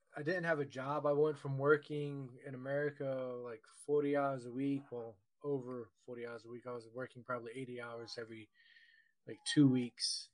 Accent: Virginia, United States; I was born and raised in Virginia

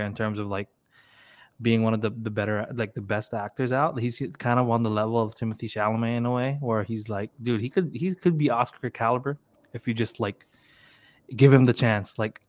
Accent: Philippines; because we're Filipino, so we were able to understand the Lola.

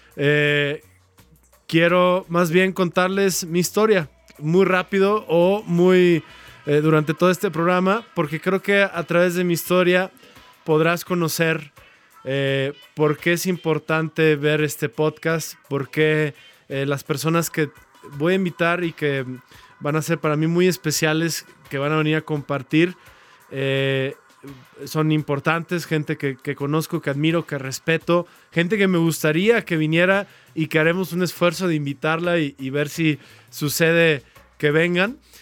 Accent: Guadalajara, Jalisco, Mexico; soy mexicano, como ustedes saben. Eh, nací aquí en Guadalajara

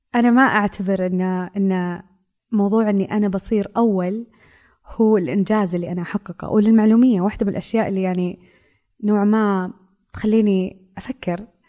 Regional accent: Saudi Arabia; هويتي كمرأة سعودية

